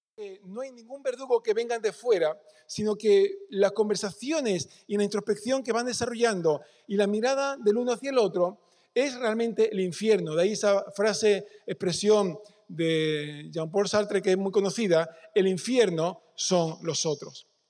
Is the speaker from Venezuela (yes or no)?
no; Peñarroya-Pueblonuevo, Andalusia, Spain; Yo soy cordobés. Nací en Peñarroya. Sé mi lugar de origen